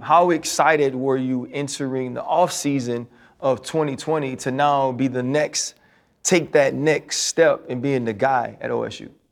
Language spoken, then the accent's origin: English; Louisiana, United States; I'm from Louisiana